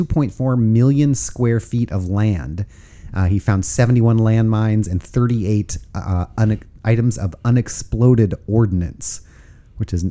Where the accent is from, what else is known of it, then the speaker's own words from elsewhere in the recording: Oregon, United States; nice to see my home state